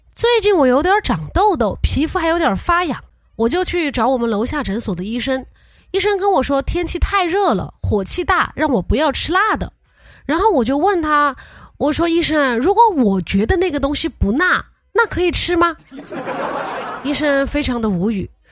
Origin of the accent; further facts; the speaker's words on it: Sichuan, China; 作为四川人